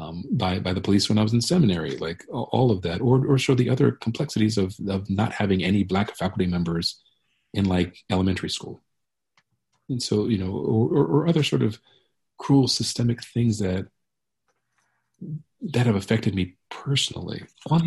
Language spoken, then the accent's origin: English; Baltimore, Maryland, United States; now in Philadelphia, United States; my hometown of Baltimore